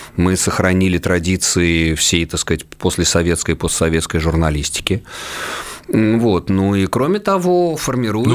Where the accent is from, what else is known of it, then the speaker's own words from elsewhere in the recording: Russia; first language Russian; moved away as an adult; Да, я рожден э, в Советском Союзе, да, я воспитан в лоне русской культуры, русский мой родной язык